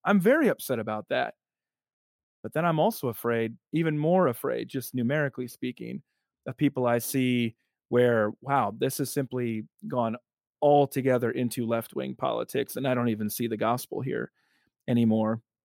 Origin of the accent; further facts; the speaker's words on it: South Dakota, United States; moved away as an adult; also born or lived in Evanston, Illinois; now in Alabama, United States; South Dakota, my first eighteen years